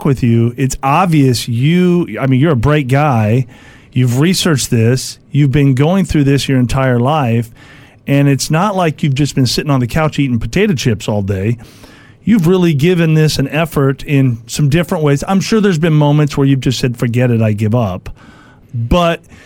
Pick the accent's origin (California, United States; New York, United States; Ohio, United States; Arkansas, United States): California, United States; El Cajon; also born or lived in San Diego; I grew up in San Diego.